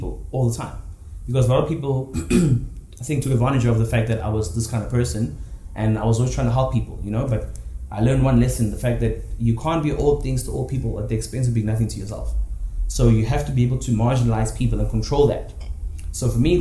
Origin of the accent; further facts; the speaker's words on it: South Africa; I'm from South Africa, but I have went above South Africa